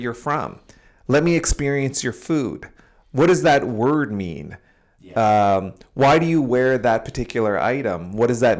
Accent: Sudbury, Ontario, Canada; I am from Sudbury

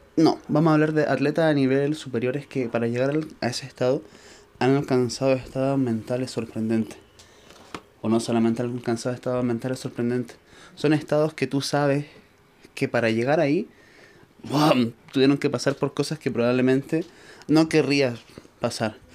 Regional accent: Chile; yo soy de Chile

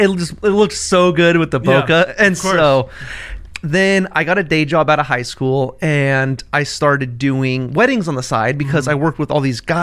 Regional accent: Bakersfield, California, United States; Bakersfield, California.

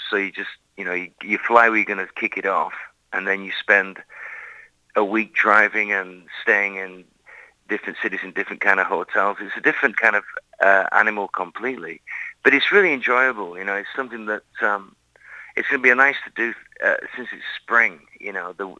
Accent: Lancaster, North West England, United Kingdom; moved away; growing up in England as a little kid

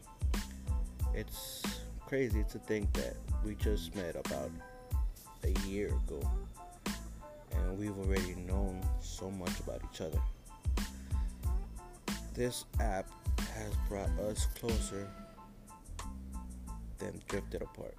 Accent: New York City, New York, United States; I am from New York, the city that never sleeps

